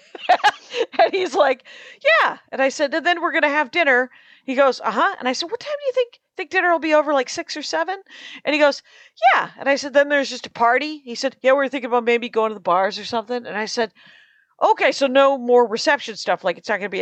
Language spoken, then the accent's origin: English; Wisconsin, United States; moved away; my home state of Wisconsin